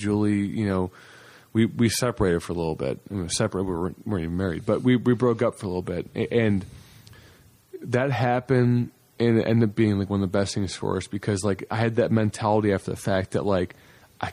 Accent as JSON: {"language": "English", "town": "Cleveland", "region": "Ohio", "country": "United States", "tie": "born or raised there", "moved": "yes", "lives_now": "Charlotte, United States", "said": "my hometown of Cleveland"}